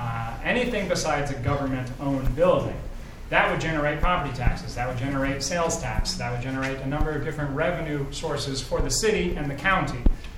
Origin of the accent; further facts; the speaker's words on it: Davenport, Iowa, United States; moved away as an adult; now in Rock Island, United States; Those two reasons are why I chose to live in Rock Island and in Broadway. I grew up in Davenport, and I'm one of these unicorns that, you know, went from Iowa over to Illinois.